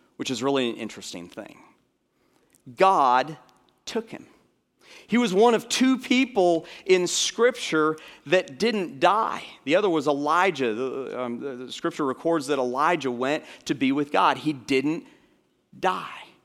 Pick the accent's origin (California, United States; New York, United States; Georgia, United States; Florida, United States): Florida, United States; moved away; I grew up in Florida